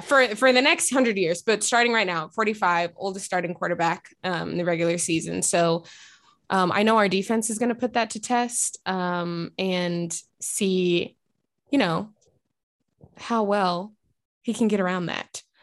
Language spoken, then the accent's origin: English; Texas, United States; now in Portland, United States; I was raised in Texas